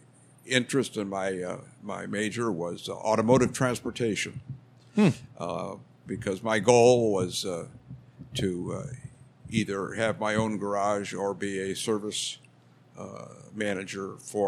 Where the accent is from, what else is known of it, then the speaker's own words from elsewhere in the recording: Downers Grove, Illinois, United States; I come from Downers Grove. I was born there in 1937, and I've lived there with the exception of being away at college and in the Army. I've lived in Downers Grove all my life.